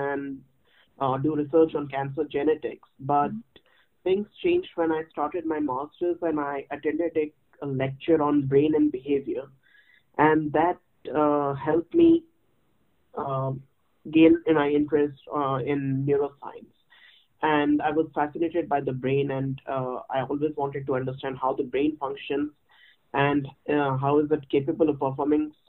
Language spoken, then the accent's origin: English; New Delhi, Delhi, India; moved away as an adult; also born or lived in Odisha / Pune / Uppsala, Sweden / Marburg, Germany; now in Toronto, Canada; I come from India. I'm a native of Odisha, but I spent all my teenage life in New Delhi.